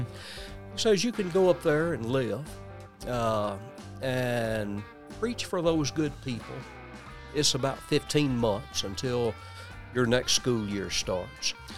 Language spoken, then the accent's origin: English; West Tennessee, United States; also born or lived in Nashville, Tennessee / Memphis area; West Tennessee